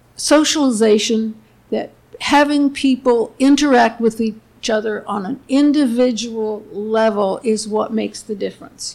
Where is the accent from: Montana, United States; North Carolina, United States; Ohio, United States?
Ohio, United States; Cleveland; I grew up in Cleveland